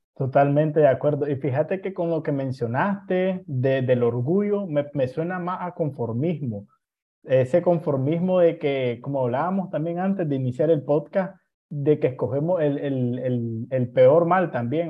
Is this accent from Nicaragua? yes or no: yes; Nicaragua; así somos los nicaragüenses